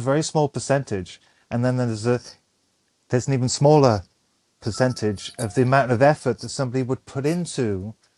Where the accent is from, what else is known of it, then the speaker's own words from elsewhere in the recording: Ireland; moved away as an adult; now in Frederick, United States; I'm Irish